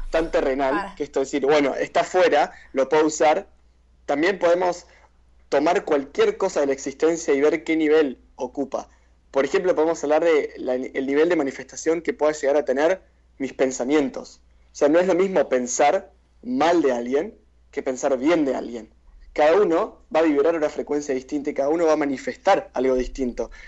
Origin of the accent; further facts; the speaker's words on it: Argentina; Somos argentinos